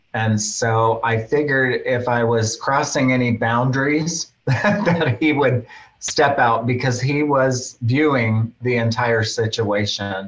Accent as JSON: {"language": "English", "town": "Fairbanks", "region": "Alaska", "country": "United States", "tie": "born or raised there", "said": "I grew up in Fairbanks from a young child"}